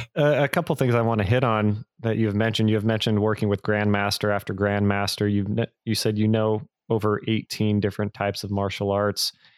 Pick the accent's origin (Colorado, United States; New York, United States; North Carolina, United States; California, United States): California, United States; Bay Area; I grew up in the Bay Area where there was a big Filipino community